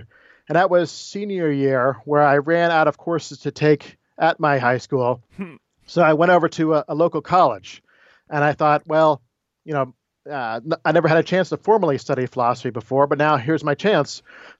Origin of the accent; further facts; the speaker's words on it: Florida, United States; also born or lived in Maryland; I was born in Maryland, but grew up mainly in Florida. Went off to school in New Jersey at Princeton and then graduate school at Notre Dame before I was hired here at Wake Forest.